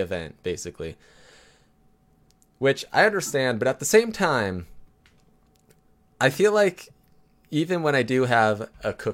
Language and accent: English; California, United States; I'm from California